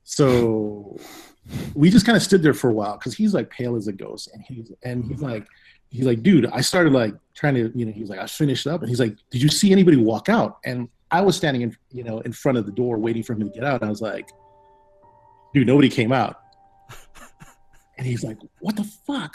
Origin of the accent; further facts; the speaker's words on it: Hawaii, United States; moved away; I'm originally from Hawaii, and you know, in Hawaii we have a lot of supernatural stories